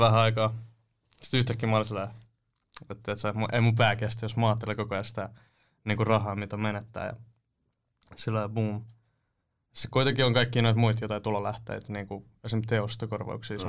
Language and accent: Finnish; Nummela, Uusimaa, Finland; also born or lived in Helsinki; asunut Nummelassa